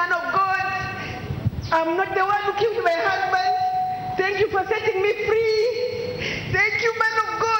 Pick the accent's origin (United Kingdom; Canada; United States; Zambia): Zambia; Lusaka, Lusaka Province; I'm from Zambia, Lusaka.